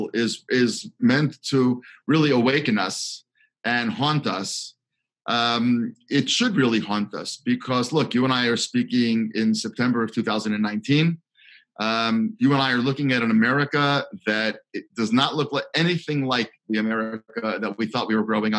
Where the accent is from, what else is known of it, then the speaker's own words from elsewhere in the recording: Baltimore, Maryland, United States; I grew up in Baltimore in the 1970s, 80s, 90s